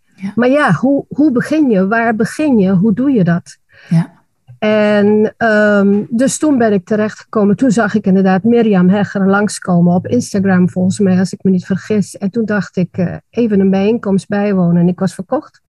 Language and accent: Dutch; Aruba; moved away as an adult; now in Netherlands; ik ben geboren en getogen op Aruba